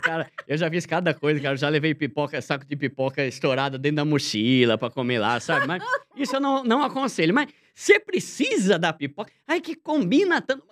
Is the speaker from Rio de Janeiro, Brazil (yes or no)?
no; São Paulo, Brazil; moved away as an adult; now in Osasco, Brazil; eu morei a vida toda em São Paulo. Eu me mudei para Osasco a contragosto